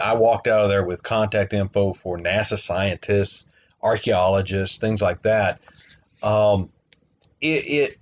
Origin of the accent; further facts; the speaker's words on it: Southern West Virginia, United States; moved away; growing up in Southern West Virginia